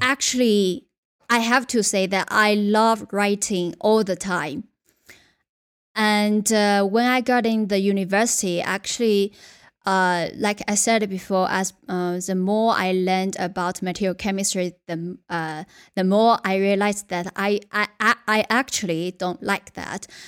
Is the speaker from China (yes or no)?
yes; Yunnan, China; English is a second language; moved away as an adult; also born or lived in Beijing / United Kingdom; my hometown, uh, is a very, very small boat town in Yunnan, where belongs to one of China's less developed regions